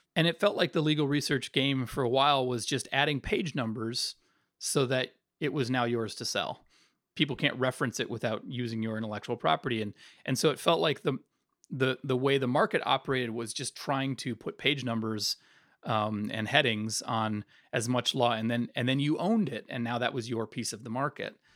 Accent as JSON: {"language": "English", "region": "Northern Virginia", "country": "United States", "said": "I'm from Northern Virginia"}